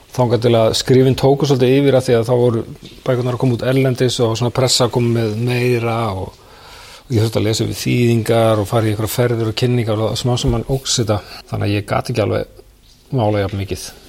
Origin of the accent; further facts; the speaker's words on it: Reykjavík, Capital Region, Iceland; also born or lived in New York, United States; Ég ólst upp í háaleitinu.